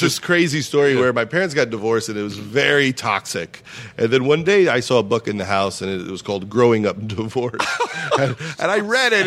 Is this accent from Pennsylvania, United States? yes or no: no; Long Island, New York, United States; moved away; also born or lived in Los Angeles; I was from Long Island